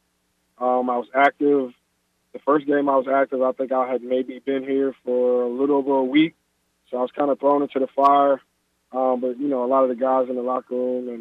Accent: United States; moved away as an adult; now in Toronto, Canada; I'm American

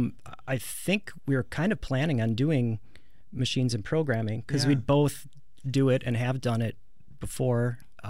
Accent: Milwaukee, Wisconsin, United States; I grew up in, the Milwaukee area

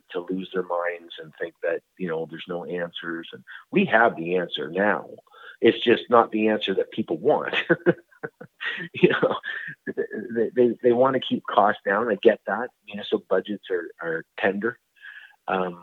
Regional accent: Canada; being a Canadian

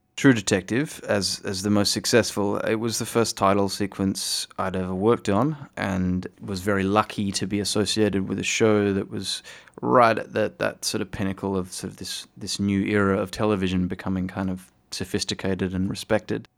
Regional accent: Fremantle, Western Australia, Australia; I grew up in Fremantle, which is a bit of a hippie town

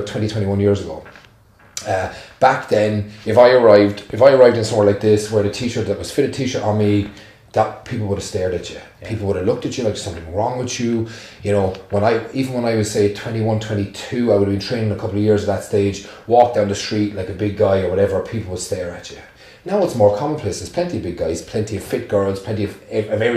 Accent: Clonmel, Munster, Ireland; I'm from Tipperary, right? So I was a country boy from Clonmel in Tipperary

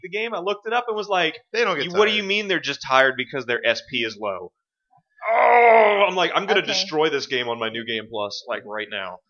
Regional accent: United States; an American player

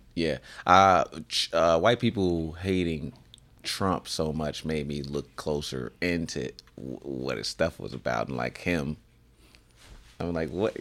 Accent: Illinois, United States; I grew up in Illinois

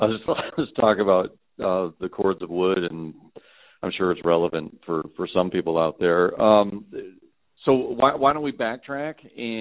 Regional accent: New Hampshire, United States; moved away; I grew up in New Hampshire, We had a lot of snow

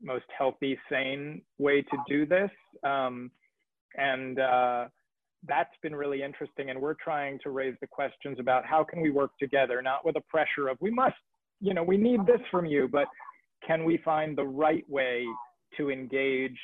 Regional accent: New York, United States; moved away; I'm from New York

